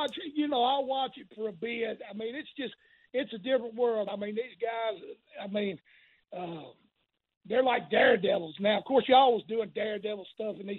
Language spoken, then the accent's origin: English; Tennessee, United States; I started in Tennessee. I grew up around wrestling there